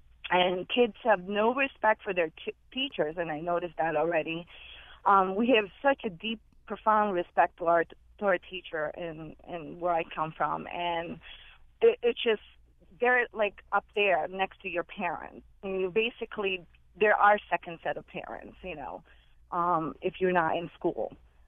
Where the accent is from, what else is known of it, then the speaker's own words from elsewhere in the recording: Philippines; now in United States; I just wanted to share a comment regarding growing up in the Philippines, how different it is.